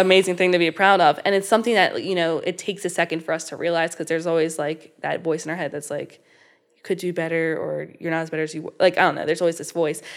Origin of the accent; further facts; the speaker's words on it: Falston, Maryland, United States; close to where I am from. I live in Falston